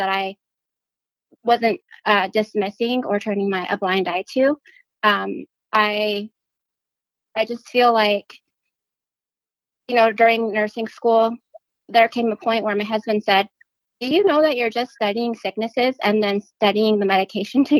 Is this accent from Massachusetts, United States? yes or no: no; Northern Arizona, United States; moved away as an adult; also born or lived in Florida; now in Phoenix, United States; I'm originally from Northern Arizona. So I grew up just north of the Grand Canyon